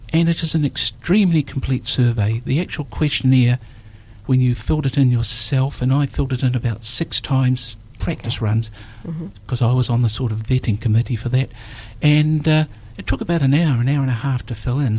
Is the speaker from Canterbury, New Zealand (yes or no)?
no; Dunedin, Otago, New Zealand; I was born in Dunedin on the 5th of March 1946.